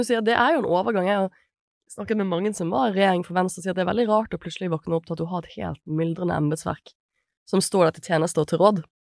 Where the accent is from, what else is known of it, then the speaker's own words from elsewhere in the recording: Bergen, Vestland, Norway; som bergenser